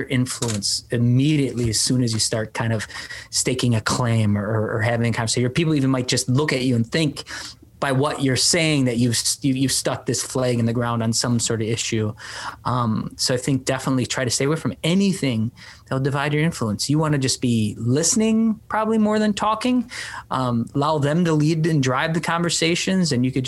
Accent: Milwaukee, Wisconsin, United States; I grew up on the south side, 12th Street

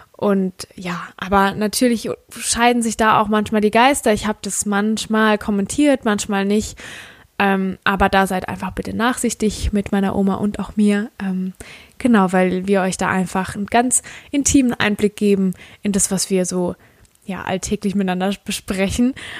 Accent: Rhineland-Palatinate, Germany; accent: Palatine dialect (Pfälzisch); ich komme aus der Pfalz und ich habe einen Pfälzer Dialekt

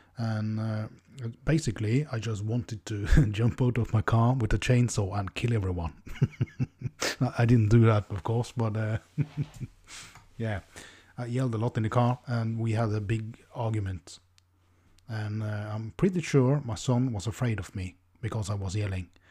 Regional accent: Norway; English is a second language; I'm from Norway, the land of the F P L gods.

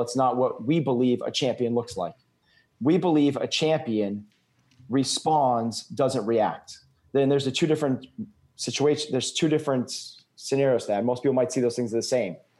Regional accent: New England, United States; I'm from New England.

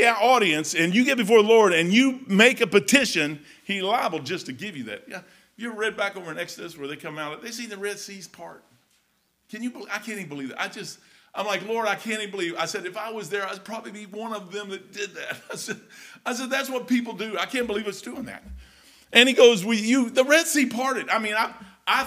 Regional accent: Kentucky, United States; I am from Kentucky. I'm a hillbilly.

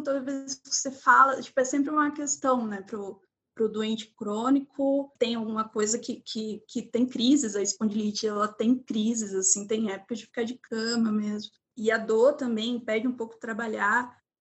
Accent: Maceió, Alagoas, Brazil; moved away as an adult; now in Curitiba, Brazil; sou de Maceió, de Alagoas.

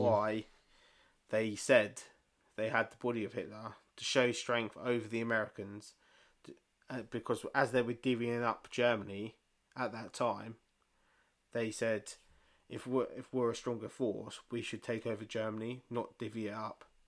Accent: England, United Kingdom; we're fucking English

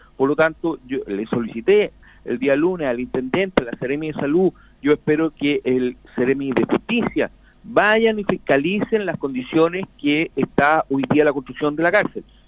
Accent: Chile; somos todos chilenos, somos todos hermanos

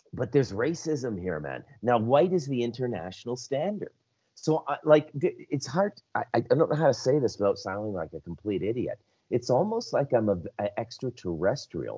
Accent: Scotland, United Kingdom; moved away; I'm white. I'm Scottish

